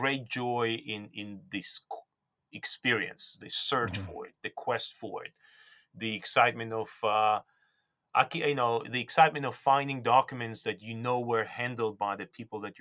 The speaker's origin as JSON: {"language": "English", "country": "Georgia", "tie": "born or raised there", "first_language": "Georgian", "second_language": "English", "moved": "yes", "said": "I was born and raised, I was born and raised in Soviet Union, and my native tongue is Georgian"}